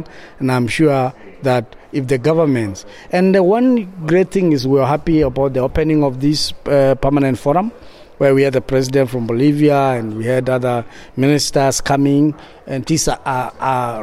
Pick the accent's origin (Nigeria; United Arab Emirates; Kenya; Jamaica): Kenya; from Ogiek community in Kenya